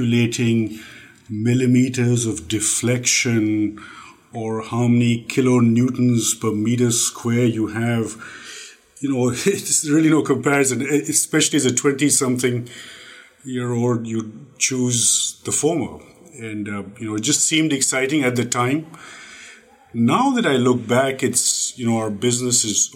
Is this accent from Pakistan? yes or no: yes; Pakistan; moved away as an adult; also born or lived in England / California; I'm from Pakistan